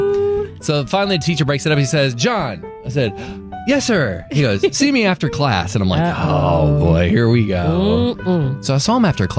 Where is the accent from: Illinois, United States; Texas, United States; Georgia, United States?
Texas, United States; Southern Dallas County; we grew up in Southern Dallas County